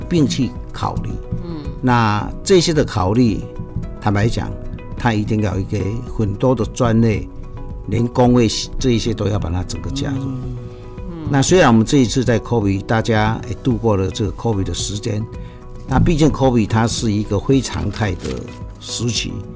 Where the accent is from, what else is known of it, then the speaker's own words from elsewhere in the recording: Puzi, Chiayi County, Taiwan; 我们是来自嘉义，埔子，六角这个地方的一个小家庭。 那兄弟姐妹四个，大家从小就是一直长大